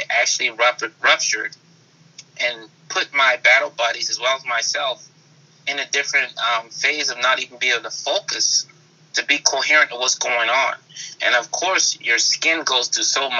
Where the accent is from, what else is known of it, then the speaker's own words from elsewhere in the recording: Charleston, South Carolina, United States; moved away as an adult; also born or lived in Germany; I'm born and raised in Charleston, South Carolina